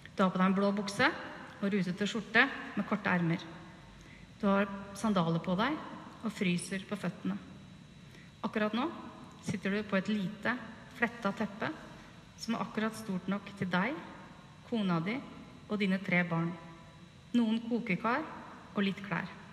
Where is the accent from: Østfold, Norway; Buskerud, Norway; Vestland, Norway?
Buskerud, Norway; by Tyrifjorden, near Utøya; den idylliske hagen hvor jeg vokste opp, rett ved Tyrifjorden, innafor Utøya